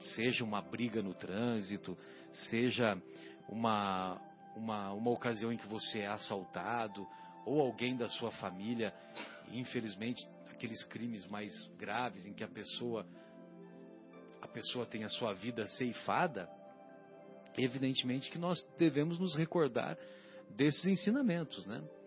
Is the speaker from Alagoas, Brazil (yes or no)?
no; São José do Rio Pardo, São Paulo, Brazil